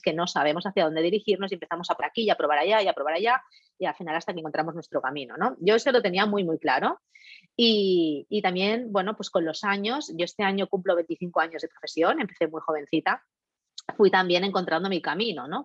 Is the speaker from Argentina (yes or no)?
no; Catalonia, Spain; yo, catalana de nacimiento y ciudadana del mundo de corazón